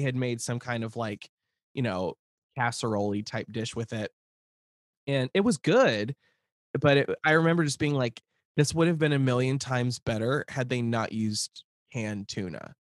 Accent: Lincoln, Nebraska, United States; moved away; I grew up in the near South neighborhood, which is, like, twenty-seventh

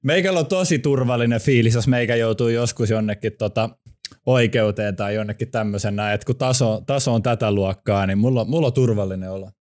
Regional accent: Helsinki, Uusimaa, Finland; born or raised there

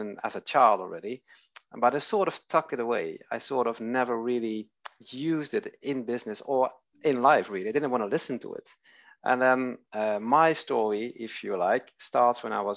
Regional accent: Netherlands; now in Sweden; I'm Dutch. I'm from Holland, and I'm living in Sweden.

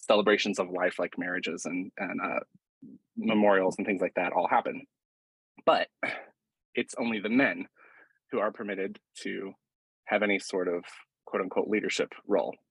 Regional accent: Asheville, North Carolina, United States; I grew up in Western North Carolina, and in Asheville and outside of Asheville

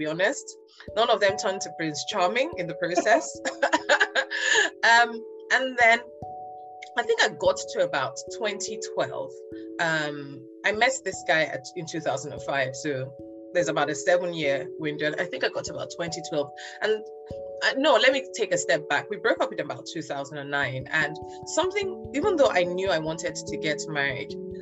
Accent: Nigeria; being a Nigerian girl

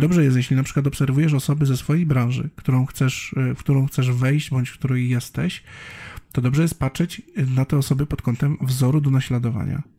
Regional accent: Bielsko-Biała, Silesian Voivodeship, Poland; ja wychowywałem się w Bielsku Białej

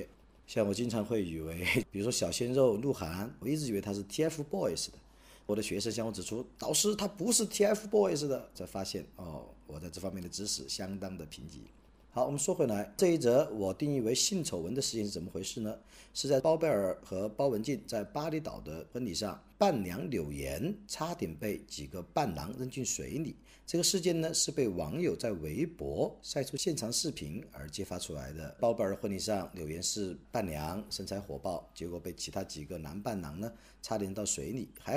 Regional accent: China; 我在我的老家德山，阳光灿烂，春光明媚

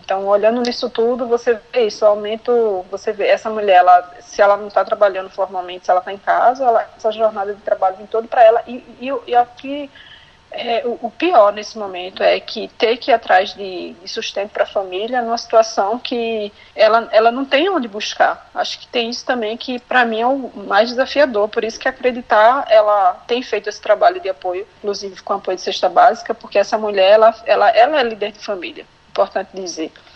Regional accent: Glória do Goitá, Pernambuco, Brazil; eu sou de Glória do Goitá, que fica no interior de Pernambuco, Zona da Mata. Eu sou formada em administração de empresas, mas eu nasci aqui na área rural, né, é, de Glória do Goitá

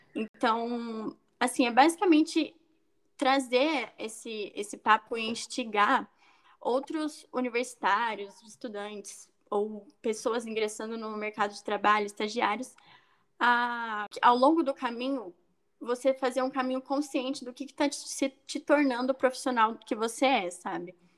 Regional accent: interior of São Paulo, Brazil; eu tenho 21 anos, sou também do interior de São Paulo

